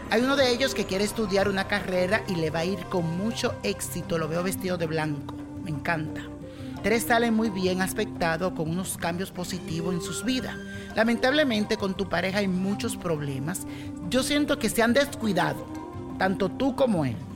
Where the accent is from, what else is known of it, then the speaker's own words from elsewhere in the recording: Venezuela; yo nací el 30 de septiembre del 1973 y soy venezolana